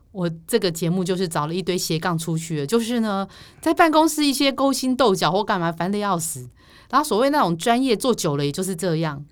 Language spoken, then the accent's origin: Chinese; Chiayi, Taiwan; 我是嘉义人